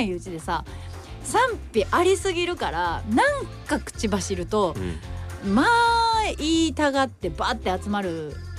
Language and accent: Japanese; Japan; 日本で生まれ育った